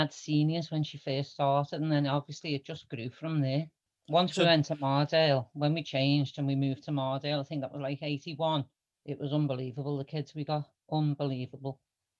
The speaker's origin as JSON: {"language": "English", "town": "Huyton", "region": "North West England", "country": "United Kingdom", "said": "we're from Longview."}